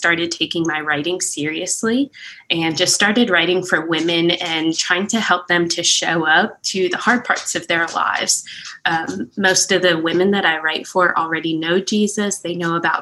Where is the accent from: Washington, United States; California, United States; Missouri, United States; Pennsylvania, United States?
Pennsylvania, United States; moved away as an adult; now in Prattville, United States; We're originally from Pennsylvania. So we moved from Amish country down to the South